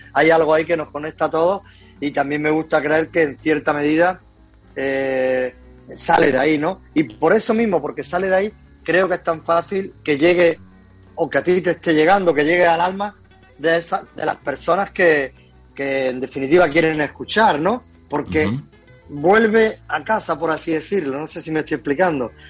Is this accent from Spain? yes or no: yes; Loja, Andalusia, Spain; moved away as an adult; now in Málaga, Spain; Soy de un pueblecito, nacido en Loja, que es un pueblecito de, de Granada. Después me vine a Málaga hasta los cuatro años y por motivo de trabajo de mi padre y después volví a Granada